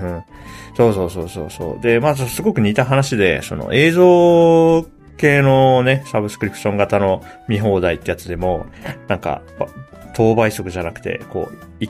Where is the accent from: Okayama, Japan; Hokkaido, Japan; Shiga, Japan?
Hokkaido, Japan; moved away as an adult; 24歳まで北海道に住んでたんで、うん、かつ、19歳までは北海道の外に一歩も出たことなかったんですよ。はい、だから割と、なんていうか、そう、喫水のどさんことして育った